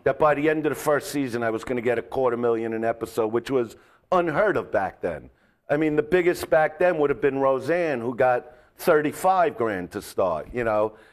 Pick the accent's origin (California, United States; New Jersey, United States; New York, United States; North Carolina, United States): New York, United States; New York City; now in Los Angeles, United States; I'm from Brooklyn. Mm-hmm. You know, that's where I grew up